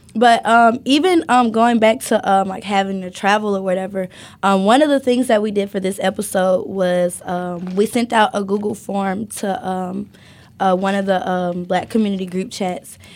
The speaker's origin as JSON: {"language": "English", "region": "Alabama", "country": "United States", "tie": "born or raised there", "moved": "as an adult", "lives_now": "Athens, Ohio, United States", "said": "I grew up in the South. I grew up in Alabama"}